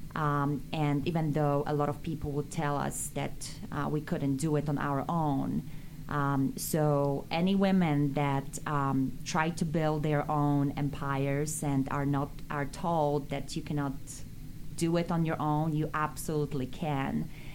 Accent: Bielsk Podlaski, Podlaskie Voivodeship, Poland; English is a second language; now in United States; how much we wanted to study English in our little town, Bielsk Podlaski

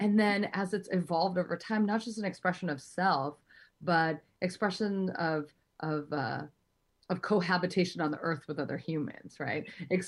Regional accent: New York City, New York, United States; I was born at Long Island Jewish Hospital in New York.

